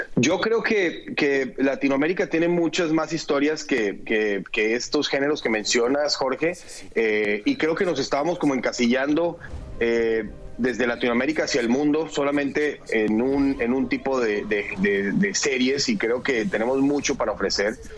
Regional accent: Colombia; en mi país

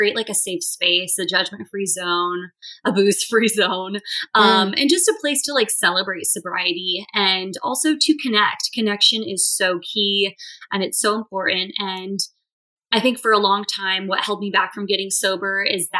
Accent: California, United States; moved away as an adult; also born or lived in Boston; now in New York City, United States; I'm from California originally

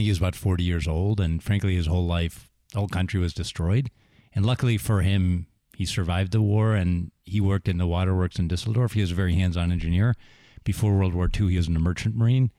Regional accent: Sewickley, Pennsylvania, United States; moved away; also born or lived in Silicon Valley / Deerfield, Illinois; I grew up near Pittsburgh

